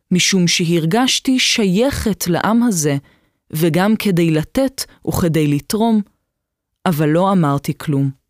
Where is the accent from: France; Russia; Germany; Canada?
Germany; now in Israel; נולדתי בגרמניה. אבי נהרג במלחמת העולם השנייה, ואני, מאז שאני זוכרת את עצמי, קראתי כל מה שמצאתי על המלחמה.